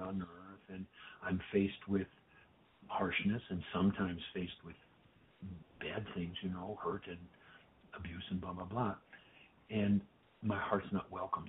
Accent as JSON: {"language": "English", "town": "Detroit", "region": "Michigan", "country": "United States", "tie": "born or raised there", "said": "I grew up in Detroit"}